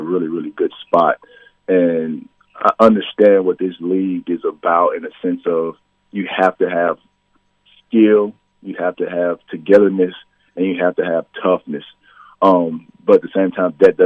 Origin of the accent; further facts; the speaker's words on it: Memphis, Tennessee, United States; moved away as an adult; also born or lived in Tulsa, Oklahoma; now in St. Joseph, United States; I grew up, I feel like, in the Renaissance time of basketball in Memphis